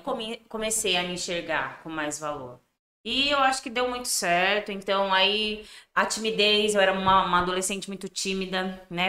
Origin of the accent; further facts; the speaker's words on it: Piedade?, interior of São Paulo, Brazil; also born or lived in Sorocaba; sou natural de Biúna, interior aqui de São Paulo. Dá uns 60 quilômetros de Sorocaba.